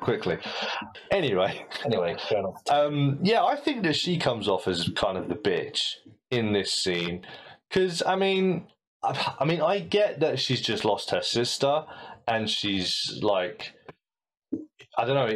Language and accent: English; United Kingdom; As a British ear